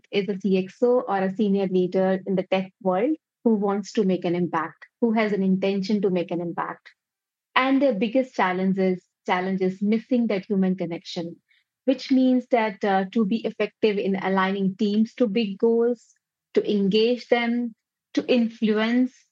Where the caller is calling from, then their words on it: New Delhi, Delhi, India; I am dialing in from New Delhi, uh, India.